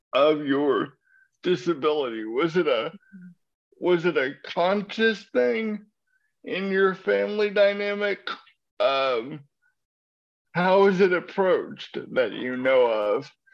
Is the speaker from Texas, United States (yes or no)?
yes; Lubbock, Texas, United States; growing up in Lubbock, Texas